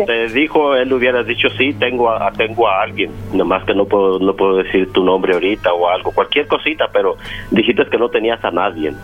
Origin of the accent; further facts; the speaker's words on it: Mexico; yo soy de México